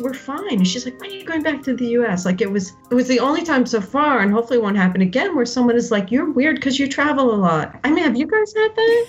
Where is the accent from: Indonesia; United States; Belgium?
United States; Westfield, New Jersey; moved away as an adult; also born or lived in New York City / Hoboken, New Jersey / Greece / upstate New York; I grew up in Westfield, New Jersey, little suburb about 45 minutes from New York